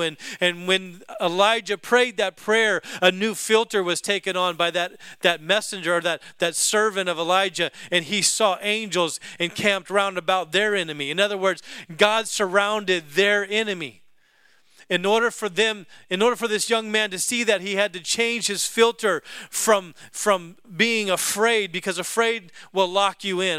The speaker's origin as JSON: {"language": "English", "region": "Alaska", "country": "United States", "tie": "born or raised there", "said": "I grew up in Alaska"}